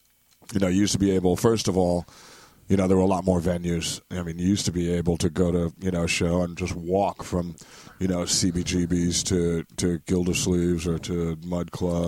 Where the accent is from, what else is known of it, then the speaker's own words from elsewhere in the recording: New York City, New York, United States; I mean, I grew up right here in New York City. You know, I was born in the Bronx. Bronx okay. Lebanon Hospital.